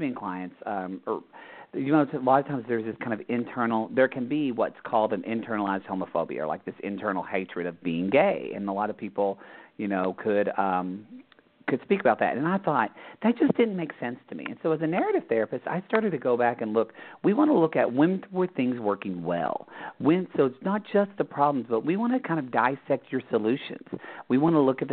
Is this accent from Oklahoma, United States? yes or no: yes; Southern Oklahoma, United States; I grew up Catholic in Oklahoma, Southern Oklahoma